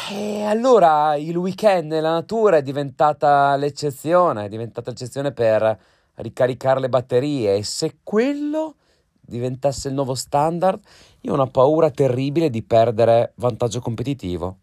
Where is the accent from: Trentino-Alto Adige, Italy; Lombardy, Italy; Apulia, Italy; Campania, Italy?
Trentino-Alto Adige, Italy; now in London, United Kingdom; parlo da Trentino